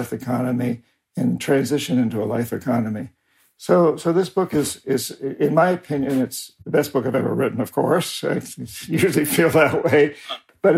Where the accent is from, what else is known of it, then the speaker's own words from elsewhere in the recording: New Hampshire, United States; moved away as an adult; I was raised in New Hampshire, about 300 years of Yankee Calvinists